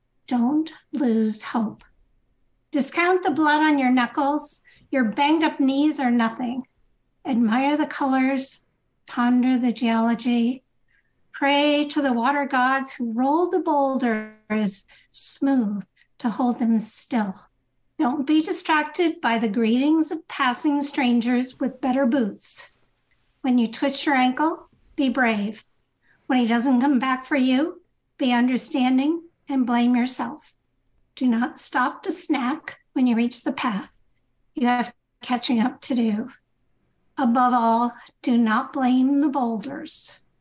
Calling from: Evanston, Illinois, United States; So I'm calling from Evanston, Illinois.

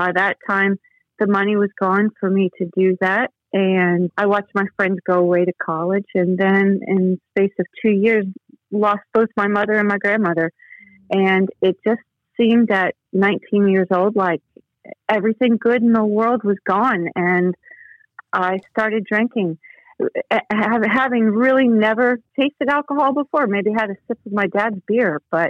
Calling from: West Palm Beach, Florida, United States; I'm calling from South Florida, West Palm Beach.

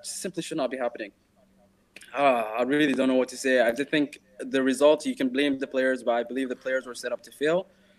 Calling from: Dubai, United Arab Emirates; I'm joining you from the UAE, Dubai.

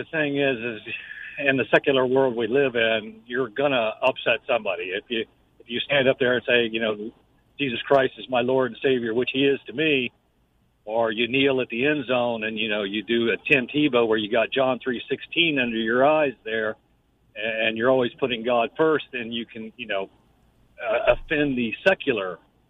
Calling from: Jacksonville, Florida, United States

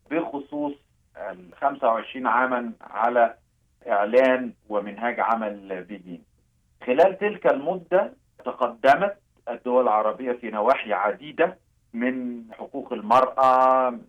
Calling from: Amman, Amman Governorate, Jordan; أنا أتحدث إليكم من عمان الأردن

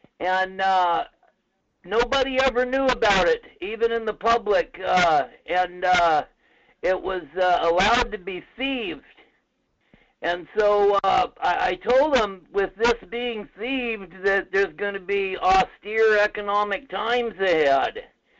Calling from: Fairbanks, Alaska, United States

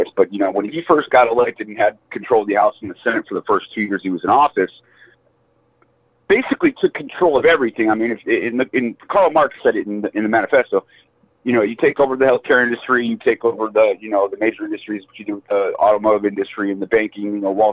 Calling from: San Diego, California, United States; I'm calling from San Diego, California.

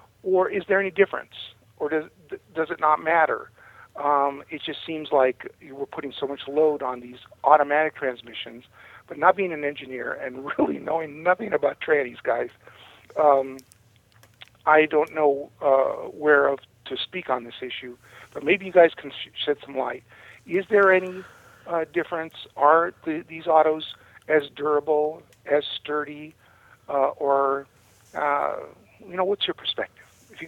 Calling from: Sedona, Arizona, United States; Hey, guys. … I'm from Sedona, Arizona.

